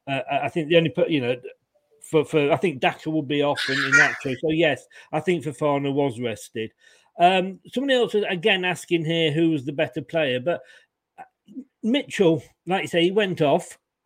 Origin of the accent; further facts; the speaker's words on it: Leicester, East Midlands, United Kingdom; born there; You know, I mean, I was born in Leicester.